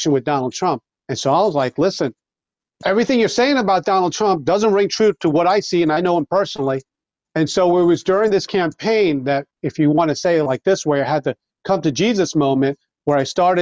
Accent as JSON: {"language": "English", "area": "Long Island", "region": "New York", "country": "United States", "tie": "born or raised there", "moved": "yes", "said": "I grew up on Long Island"}